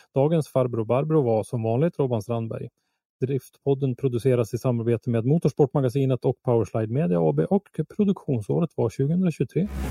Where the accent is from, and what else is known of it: Sweden